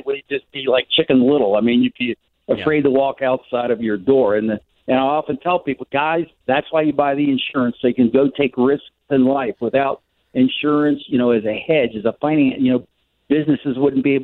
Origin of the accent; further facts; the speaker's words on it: Tampa, Florida, United States; my hometown's here in Tampa